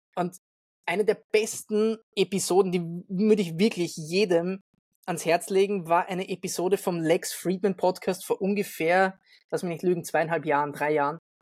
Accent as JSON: {"language": "German", "region": "Vienna", "country": "Austria", "said": "wo ich wohne oder wo ich herkomme, Wien"}